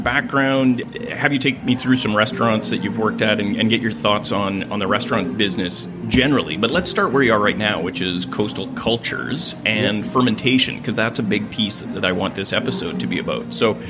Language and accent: English; Gibsons, British Columbia, Canada; So today's first interview took place in a bakery in my hometown of Gibson's